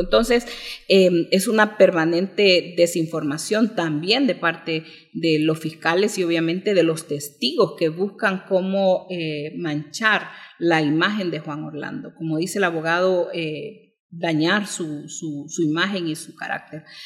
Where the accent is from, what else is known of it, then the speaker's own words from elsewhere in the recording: Honduras; como hondureños